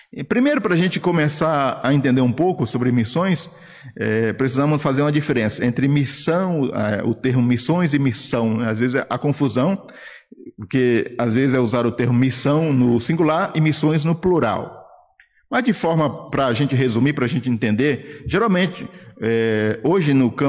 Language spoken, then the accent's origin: Portuguese; Guarujá, São Paulo, Brazil; moved away as an adult; also born or lived in Paraíba / Guinea-Bissau; eu sou paraibano de nascimento, mas cresci no Guarujá, litoral de São Paulo, e morei lá dos 9 aos 25, minha família mora lá no Guarujá.